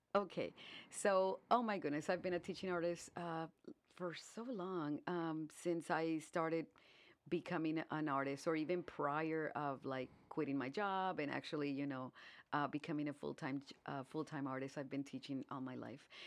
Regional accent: Brownsville, Texas, United States; moved away as an adult; now in Indianapolis, United States; I was born in, born and brought up in Brownsville, Texas. And, um, when I turned twenty, I moved here to Indianapolis

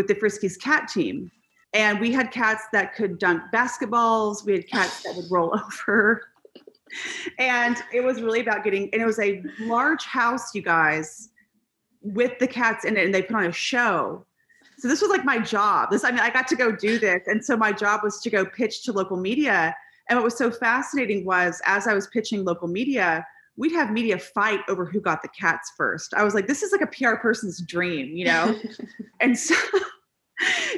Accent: East Texas, United States; also born or lived in Dallas, Texas / Los Angeles, California; now in Austin, United States; I'm actually from East Texas originally. And I got to attend an all-girls high school in Dallas called Hockaday.

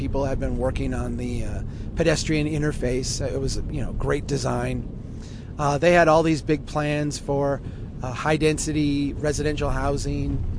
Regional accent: Brainerd, Minnesota, United States; Brainerd, my hometown

